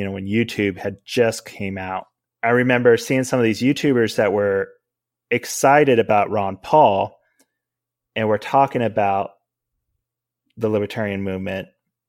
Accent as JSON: {"language": "English", "country": "Spain", "tie": "born or raised there", "said": "I didn't grow up in the United States. I grew up in Spain, actually."}